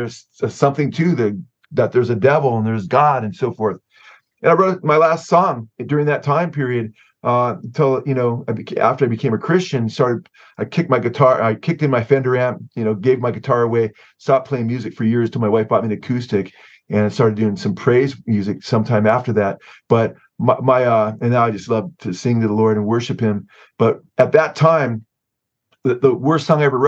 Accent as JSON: {"language": "English", "region": "Southern California", "country": "United States", "tie": "born or raised there", "said": "I was born and raised here in Southern California"}